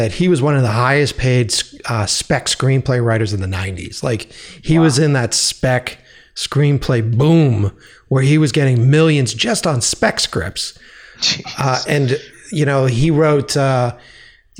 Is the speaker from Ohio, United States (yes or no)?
no; Boston, Massachusetts, United States; moved away; my hometown of Boston